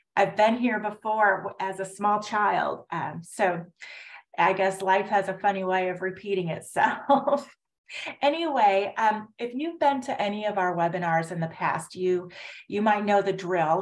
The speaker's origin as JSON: {"language": "English", "region": "Indiana", "country": "United States", "tie": "born or raised there", "moved": "yes", "lives_now": "Houston, United States", "said": "I grew up in Indiana. Um, uh, kind of near Chicago, but in Indiana"}